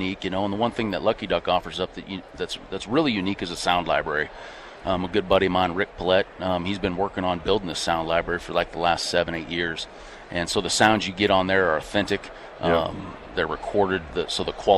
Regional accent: Nebraska, United States; I'm from Nebraska

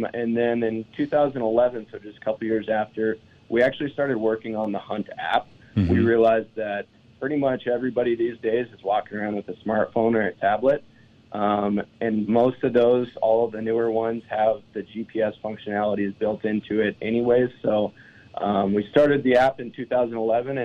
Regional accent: eastern Montana, United States; Born and raised in Montana, on the other side of the state in eastern Montana

